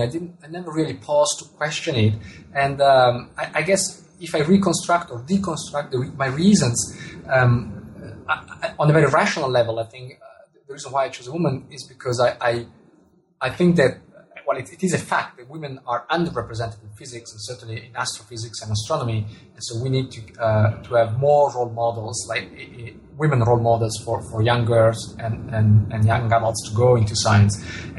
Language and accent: English; Italy; first language Italian; English is a second language; Well, telescope in Italian, which is my mother tongue, is masculine.